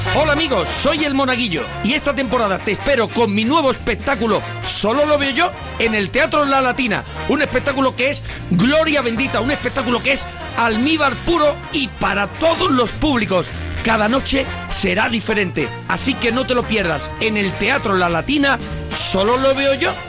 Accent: Dominican Republic; moved away as an adult; now in Madrid, Spain; yo soy de República Dominicana. Eh, tengo cuatro años viviendo en Madrid

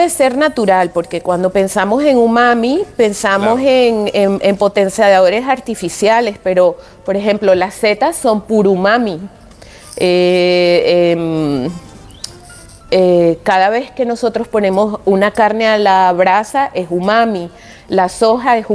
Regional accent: Venezuela; also born or lived in Japan; now in Spain; soy venezolana, eh, me crié en una sociedad multicultural

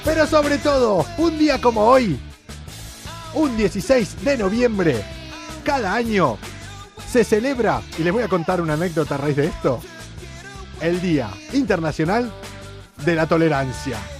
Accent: Argentina; accent: argentino; now in Spain; en mi pueblo en Argentina, llamamos cohetes

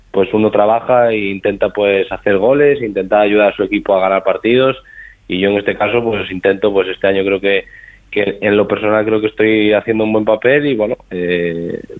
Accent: Spain; nosotros como español creo que lo más importante es pensar en nosotros y no pensar en los demás

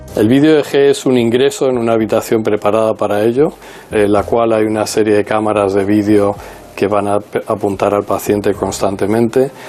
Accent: Newport News, Virginia, United States; moved away; also born or lived in Minnesota / Chicago; Nací en Newport News, Virginia

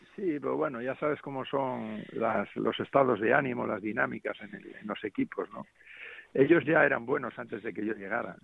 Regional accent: Cantabria, Spain; now in Las Palmas, Spain; estoy en mi tierra, que he venido para acá a ver a mi hijo y, bueno, disfrutando de, la tierra ahora, del frescor un poco aquí de Cantabria

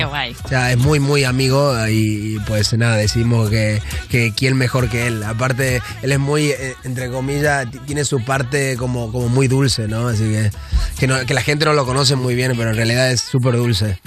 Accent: Argentina; moved away; yo vengo de Argentina y, yo me crié en, un barrio muy pobre ahí en Argentina

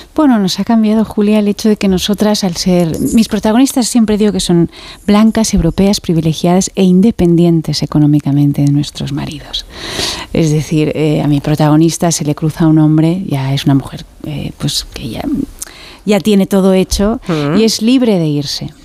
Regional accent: Zaragoza, Aragon, Spain; soy de Zaragoza y desciendo de un pueblecito del Pirineo

